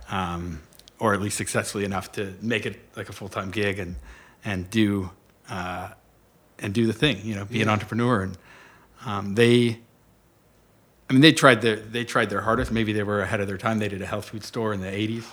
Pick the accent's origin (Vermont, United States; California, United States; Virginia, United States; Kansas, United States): California, United States; Orange County; now in Pittsburgh, United States; I was born in Orange County, California